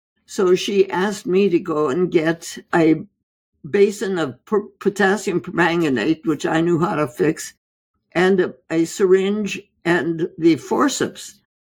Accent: India; Well, I was born and raised in India, in the jungles of India.

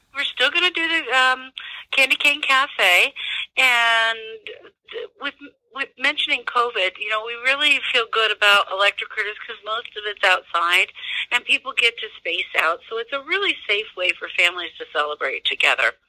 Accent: Midwest, United States; also born or lived in Denver, Colorado; now in Pueblo, United States; I'm originally from the Midwest, if you were going to ask, and I'm from a, a, a town that's similar in demographics to Pueblo

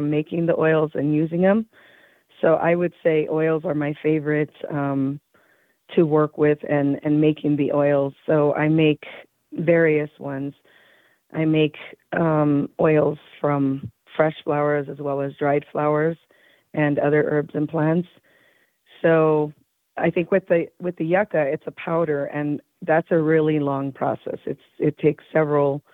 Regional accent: Taos Pueblo, New Mexico, United States; I am from Taos Pueblo, New Mexico.

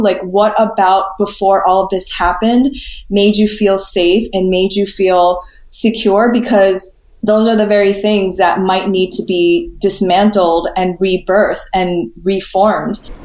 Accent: New York City, New York, United States; also born or lived in California / Spain / San Diego; I was born in Flushing, Queens, grew up in the city until I was six. And then my parents moved us out to the suburbs just outside New York City.

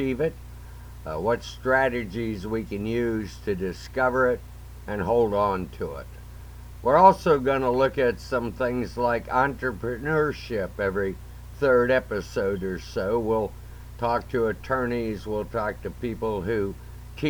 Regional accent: McCutchenville, Ohio, United States; also born or lived in Fostoria, Ohio; I was reared on a dairy farm right outside of Tiffin, Ohio, in a little place called McCutcheonville, small town

